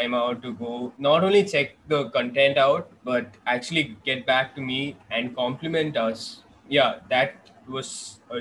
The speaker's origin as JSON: {"language": "English", "town": "Bangalore", "region": "Karnataka", "country": "India", "moved": "yes", "lives_now": "Kochi, India", "said": "I'm currently based in Kochi, Kerala, but I'm from Bangalore."}